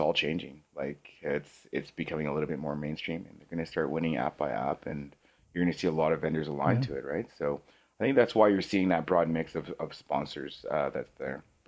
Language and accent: English; Canada; we're from Canada